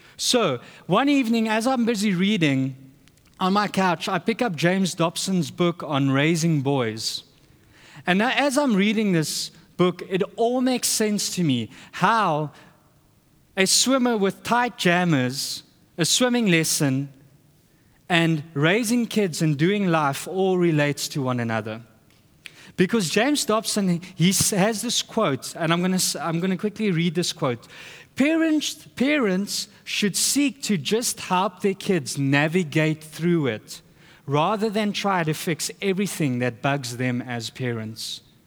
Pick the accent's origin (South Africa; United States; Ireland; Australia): South Africa; moved away; we're from South Africa.